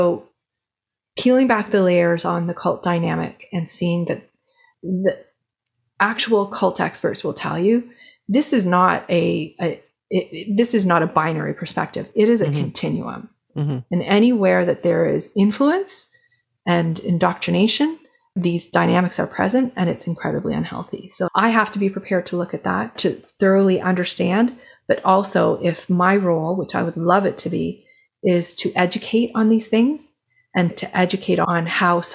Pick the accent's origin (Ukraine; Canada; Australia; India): Canada; I'm Canadian